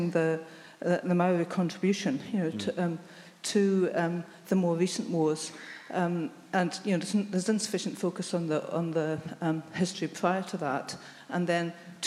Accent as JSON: {"language": "English", "region": "Scotland", "country": "United Kingdom", "tie": "born or raised there", "moved": "yes", "lives_now": "New Zealand", "said": "I was brought up in Scotland"}